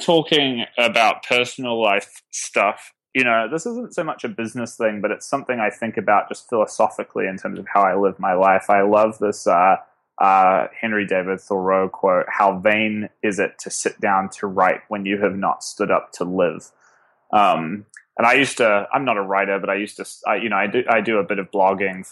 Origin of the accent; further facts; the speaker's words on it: Auckland, New Zealand; moved away as an adult; now in New York, United States; I actually grew up in the biggest city, sort of right in the center of the biggest city in New Zealand